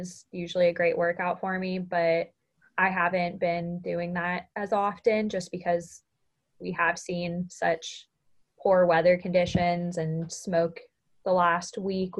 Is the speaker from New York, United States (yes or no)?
no; Southern California, United States; moved away as an adult; now in Chico, United States; I've only ever grown up in California and moving to Northern California from initially growing up in SoCal most of my life